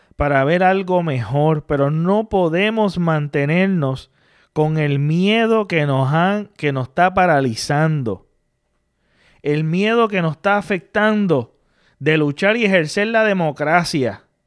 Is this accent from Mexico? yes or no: no; Puerto Rico; como puertorriqueño